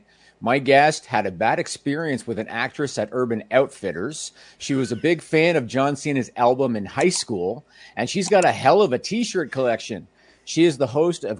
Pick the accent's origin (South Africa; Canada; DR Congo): Canada; I am Canadian